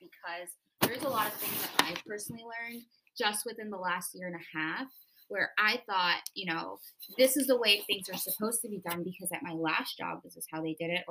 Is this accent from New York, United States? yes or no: yes; New York, United States; moved away as an adult; now in Philadelphia, United States; I'm from New York originally. I moved here back when the pandemic happened